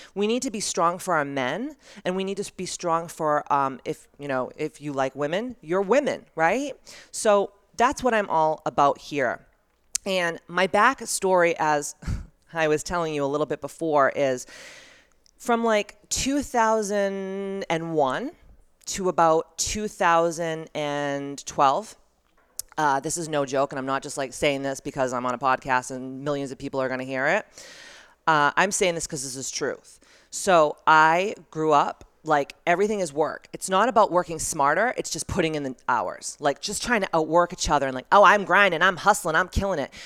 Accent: Taunton, Massachusetts, United States; I grew up in Taunton, Massachusetts

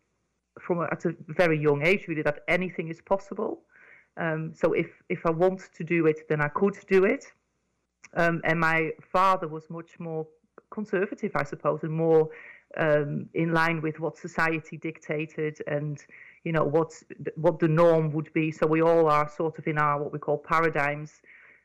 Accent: Netherlands; moved away as an adult; now in United Kingdom; I grew up in Holland

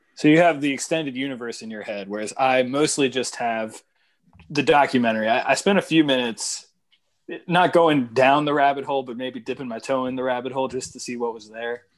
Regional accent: Northern Virginia, United States; I grew up in Northern Virginia

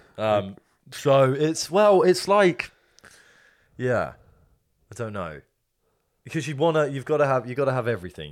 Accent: England, United Kingdom; an English man

